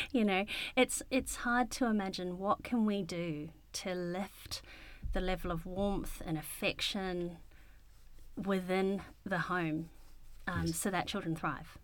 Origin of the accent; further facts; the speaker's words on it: Wellington, New Zealand; I grew up in Wellington. I was born in Wellington.